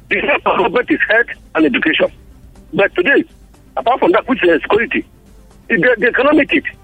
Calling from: Bukuru, Plateau, Nigeria; from Bukuru, the voice of the masses.

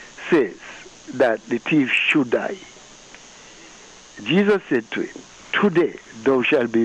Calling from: St. Kitts & Nevis; I'm calling from St. Kitt.

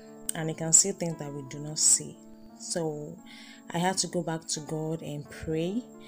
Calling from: Ileri, Oyo, Nigeria; I'm recording from Ileri, Oyo State, Nigeria.

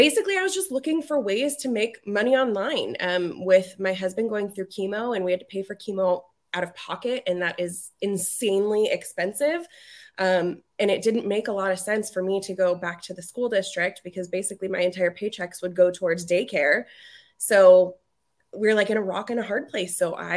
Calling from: Reno, Nevada, United States; Reno, Nevada.

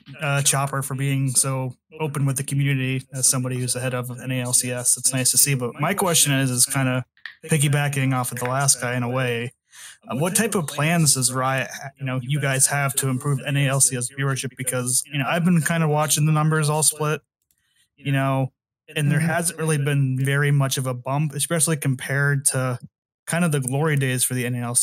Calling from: Idaho, United States; Oh, good old Idaho.

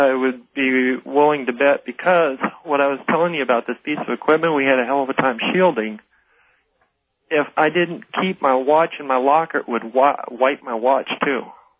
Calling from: Tucson, Arizona, United States; I'm going to use an alias of Bill. I'm calling from Tucson, Arizona.

